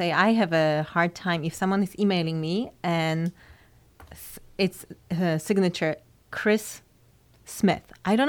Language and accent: English; Bydgoszcz, Kuyavian-Pomeranian Voivodeship, Poland; English is a second language; moved away as an adult; now in United States; I'm from Bydgoszcz, Poland. Okay. I lived in Poland for 23 years.